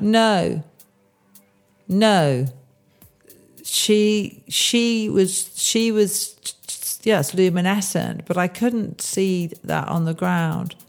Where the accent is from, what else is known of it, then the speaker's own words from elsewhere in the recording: Bourne End, South East England, United Kingdom; I grew up in Bournemouth, Buckinghamshire, not far from where I am now